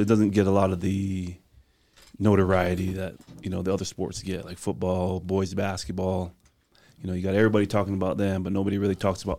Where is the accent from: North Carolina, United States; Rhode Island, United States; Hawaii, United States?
Hawaii, United States; moved away; also born or lived in Arizona; I grew up in Hawaii. Played at Koku High School.